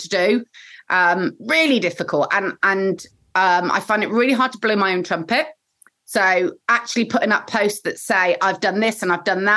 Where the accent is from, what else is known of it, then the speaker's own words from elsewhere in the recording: Bristol, South West England, United Kingdom; I'm a proper Bristolian